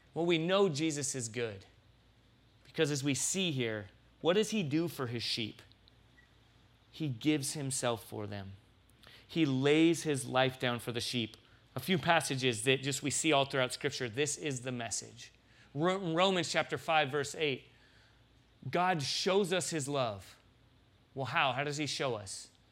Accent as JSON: {"language": "English", "town": "San Diego", "region": "California", "country": "United States", "moved": "yes", "lives_now": "Tucson, United States", "said": "I'm from San Diego"}